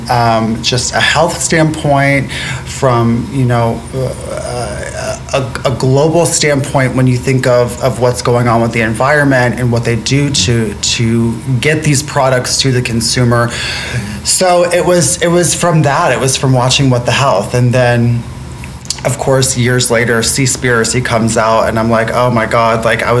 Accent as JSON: {"language": "English", "region": "Florida", "country": "United States", "moved": "yes", "said": "I'm from Florida originally"}